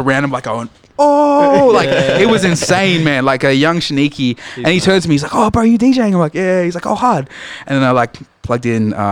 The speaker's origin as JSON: {"language": "English", "town": "Kingscliff", "region": "New South Wales", "country": "Australia", "said": "So I'm originally from Kingscliff."}